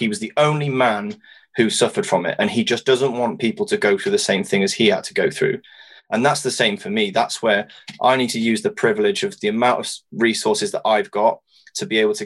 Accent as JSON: {"language": "English", "region": "Wales", "country": "United Kingdom", "said": "I'm Welsh"}